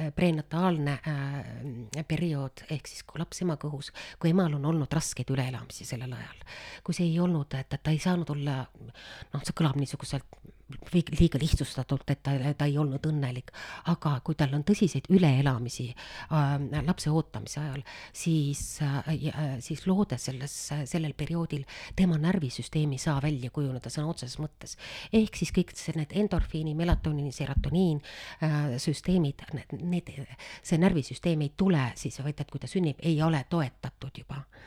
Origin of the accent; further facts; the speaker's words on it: Estonia; me oleme ka eestlased